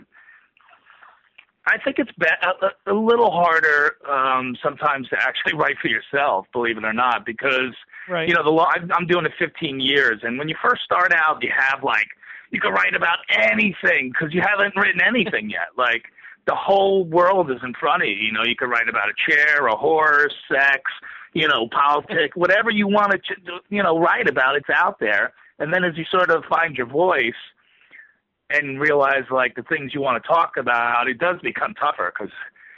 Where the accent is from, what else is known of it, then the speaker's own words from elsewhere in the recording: New Jersey, United States; now in New York, United States; I grew up in Jersey.